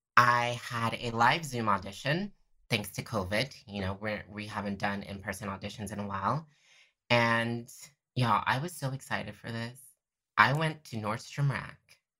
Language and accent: English; Tampa, Florida, United States; growing up in Tampa, Florida